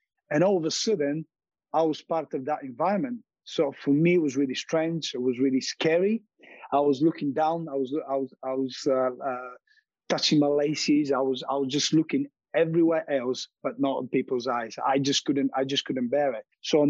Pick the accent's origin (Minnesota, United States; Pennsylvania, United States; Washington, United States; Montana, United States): Montana, United States; But what I remember from growing up in Montana is about the freedom, enjoyment, having my friends beside me, enjoying playing football.